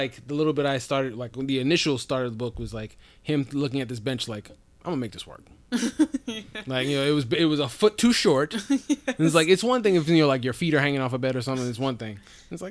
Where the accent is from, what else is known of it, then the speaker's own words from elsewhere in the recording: United States; we're American